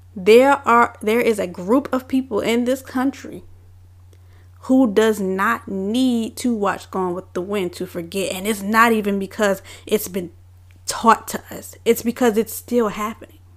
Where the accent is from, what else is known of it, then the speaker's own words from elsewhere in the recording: Richmond, Virginia, United States; I am born and raised in Richmond, Virginia